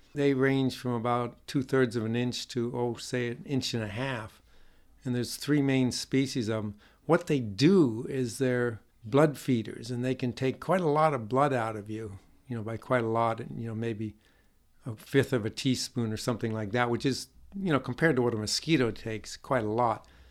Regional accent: Northeast, United States; moved away; I grew up in the Northeast

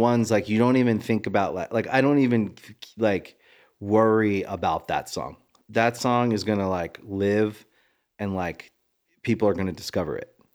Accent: Maryland, United States; moved away; I was from Maryland

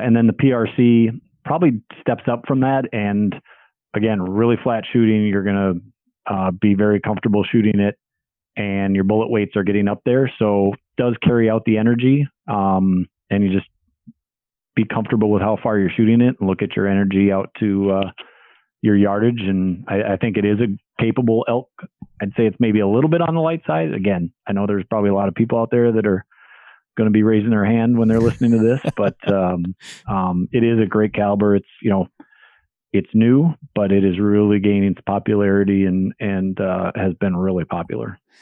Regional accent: Minnesota, United States; I'm from Minnesota, currently live in Minnesota

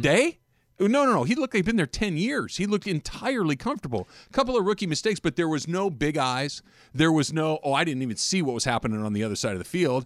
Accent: Los Angeles, California, United States; I grew up in L A. I've lived here almost my entire life

